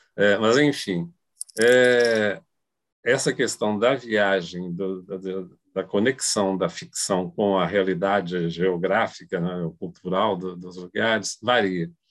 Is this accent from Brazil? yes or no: yes; Brazil; eu sou brasileiro, eu tenho uma ligação forte com a cultura brasileira